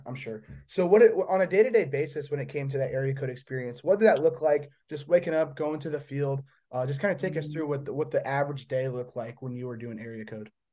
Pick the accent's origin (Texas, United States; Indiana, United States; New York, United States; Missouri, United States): Indiana, United States; I'm from Indiana